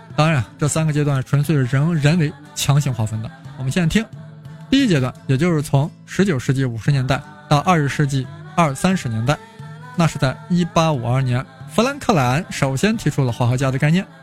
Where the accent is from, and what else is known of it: China